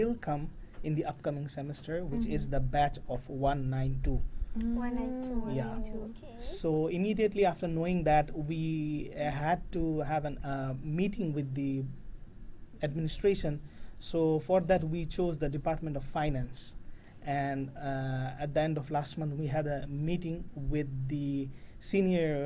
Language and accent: English; Bangladesh; moved away; I'm from Bangladesh.